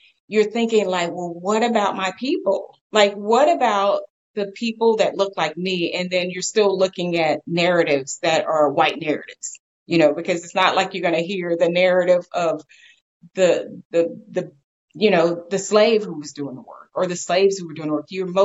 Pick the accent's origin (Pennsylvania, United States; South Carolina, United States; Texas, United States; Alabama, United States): Texas, United States; I'm from Texas